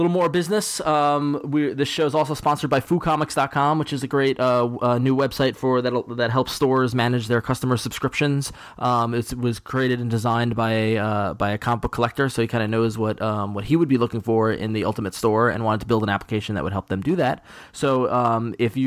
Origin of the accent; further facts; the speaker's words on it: Long Island, New York, United States; accent: Long Island; my Long Island accent comes out on